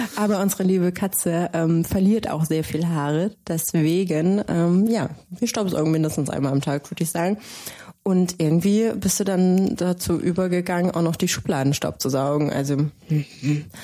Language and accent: German; Baden-Württemberg, Germany; now in Cologne, Germany; ich komme selber aus Baden-Württemberg